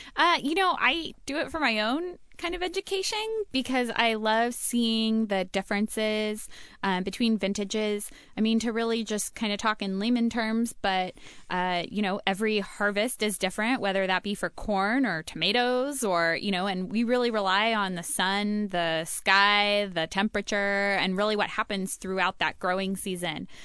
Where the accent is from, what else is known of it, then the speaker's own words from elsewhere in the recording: Oregon, United States; born and raised in Oregon. So I lived in the Willamette Valley, grew up right next door to King Estate